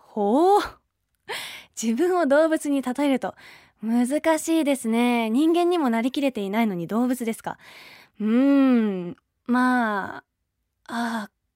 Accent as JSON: {"language": "Japanese", "region": "Kanagawa", "country": "Japan", "tie": "born or raised there", "said": "神奈川県出身です"}